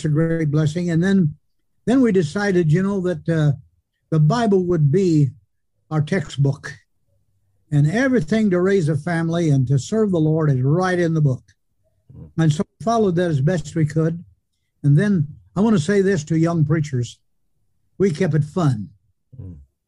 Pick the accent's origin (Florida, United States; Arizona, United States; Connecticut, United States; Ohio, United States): Ohio, United States; Shelby County; I was born in Shelby County, Ohio, in the Bradigan Farm on Maplewood Towalwa Road, just 1 mile from Towalwa